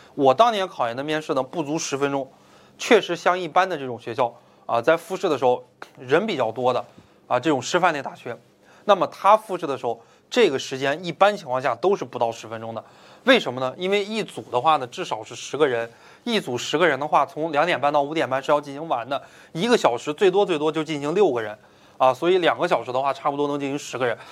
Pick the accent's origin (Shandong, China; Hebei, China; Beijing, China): Beijing, China; moved away; also born or lived in Changsha, Hunan; 说家是北京的